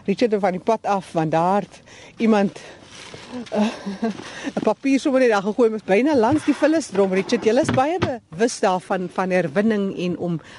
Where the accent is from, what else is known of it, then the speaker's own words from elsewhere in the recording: Tarkastad, Eastern Cape, South Africa; Ons kom van Terke stad in die Oos-Kaap af.